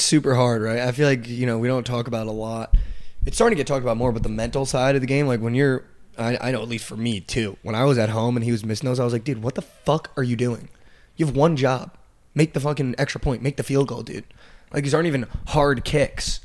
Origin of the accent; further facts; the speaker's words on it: Northern New Jersey, United States; I'm from Northern Jersey.